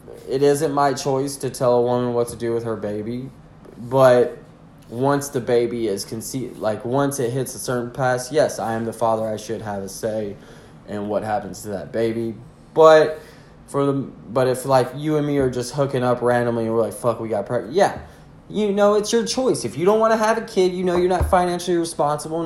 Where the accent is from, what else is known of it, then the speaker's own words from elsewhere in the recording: the South, United States; I'm from the South